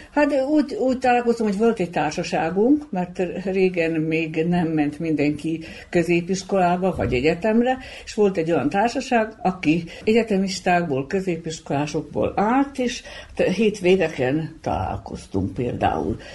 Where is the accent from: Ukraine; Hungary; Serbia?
Serbia; Bački Monoštor, Vojvodina; Kupuszinán jártunk iskolába